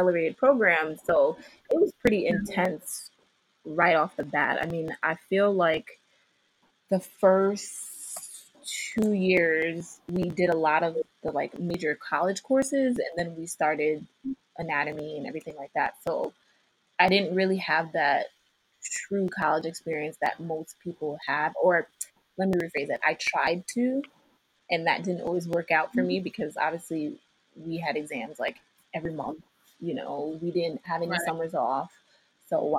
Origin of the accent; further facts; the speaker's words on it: New York City, New York, United States; I was born and raised in Queens